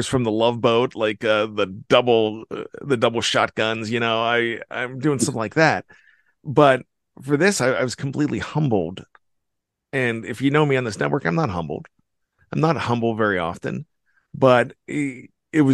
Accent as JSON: {"language": "English", "region": "Western Pennsylvania", "country": "United States", "tie": "born or raised there", "said": "I grew up in Western Pennsylvania, and I grew up in the 70s"}